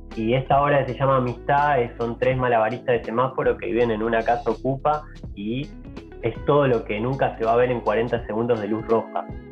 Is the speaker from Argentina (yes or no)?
yes; Argentina; moved away; also born or lived in Europe; de los que volvimos acá a Argentina